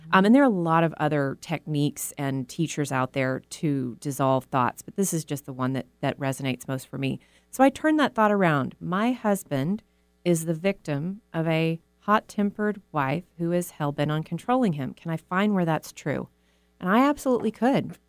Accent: Texas, United States; moved away as an adult; now in Seattle, United States; I was raised in the South in a very conservative religious community

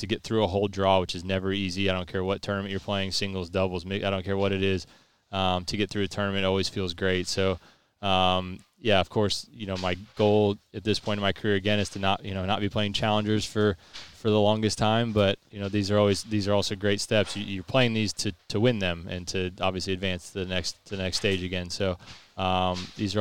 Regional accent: United States; Being American

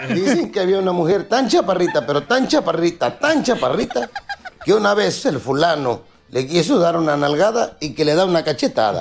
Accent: Acapulco, Guerrero, Mexico; mi pueblo

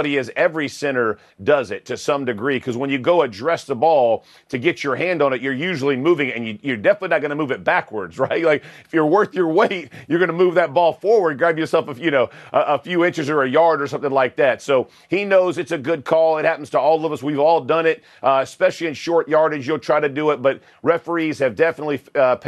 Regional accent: Georgia, United States; I'm from Georgia

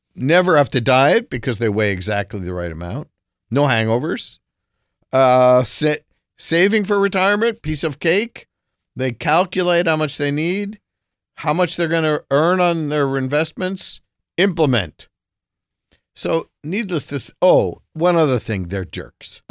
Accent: New Jersey, United States; I grew up in Jersey

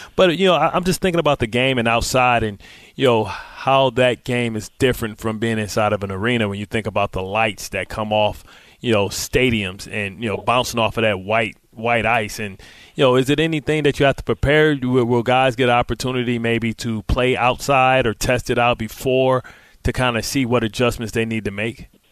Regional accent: Detroit, Michigan, United States; I'm from Motown

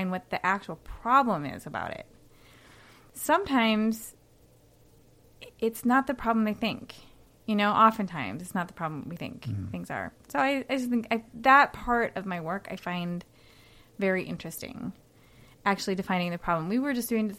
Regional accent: Minnesota, United States; also born or lived in Australia / New York; I grew up here.

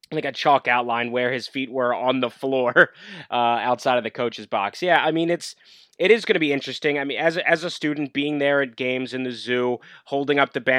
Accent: Philadelphia, Pennsylvania, United States; I'm from the Philadelphia area, that's where I am now.

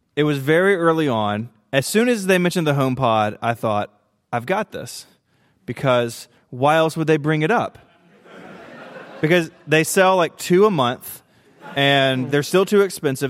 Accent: Tennessee, United States; I'm from Tennessee

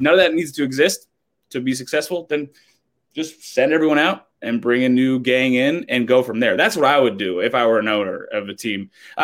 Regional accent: California, United States; moved away as an adult; now in Philadelphia, United States; I grew up in California

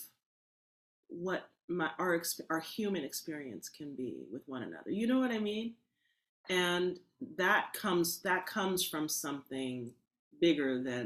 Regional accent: Berkeley, California, United States; born in Berkeley

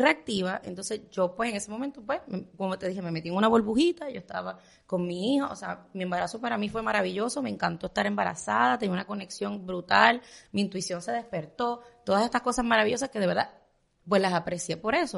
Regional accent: Puerto Rico; moved away as an adult; now in Miami, United States; soy puertorriqueña

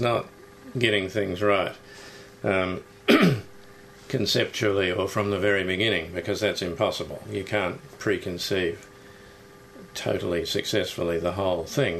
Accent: New Zealand; now in Australia; I grew up in New Zealand, which is similarly obsessed with sport

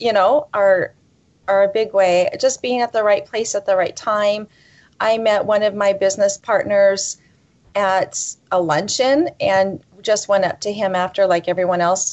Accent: Pacific Northwest, United States; I personally am a Northwest girl

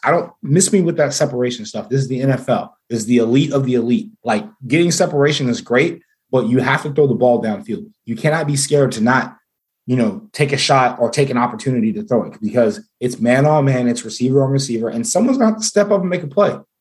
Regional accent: Jacksonville, Florida, United States; I'm from Jax.

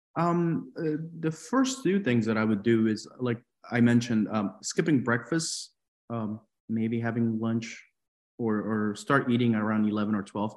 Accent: Peru; moved away; I'm from Peru

